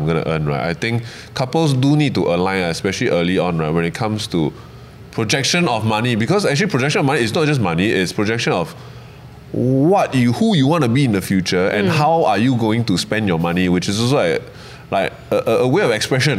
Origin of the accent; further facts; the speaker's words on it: Malaysia; now in Singapore; I'm from Malaysia